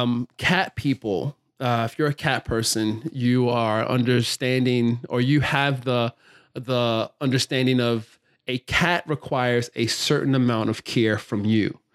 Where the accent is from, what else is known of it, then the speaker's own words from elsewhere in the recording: Baltimore, Maryland, United States; also born or lived in California; I grew up here in Baltimore, went to an art high school, Carver Center for Art and Technology